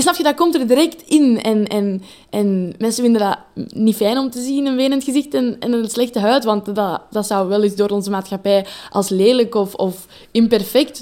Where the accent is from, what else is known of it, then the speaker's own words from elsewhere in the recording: Leuven, Flanders, Belgium; Ik ben een meisje uit Leuven.